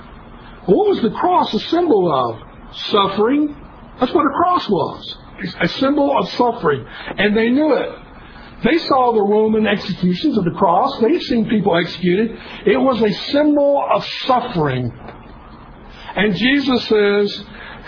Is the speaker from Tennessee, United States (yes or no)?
yes; Kingsport, Tennessee, United States; East Tennessee State University was about 25 miles from my hometown, Kingsport